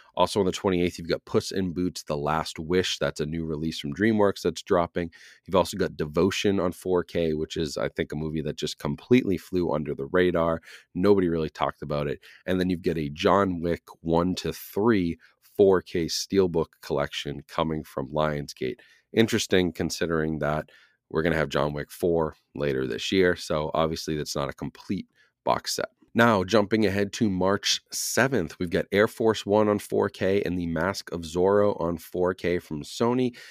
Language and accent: English; Boston, Massachusetts, United States; now in New Hampshire, United States; as a Bostonian, a native Bostonian. Now, even though I live in New Hampshire now, I'm from Massachusetts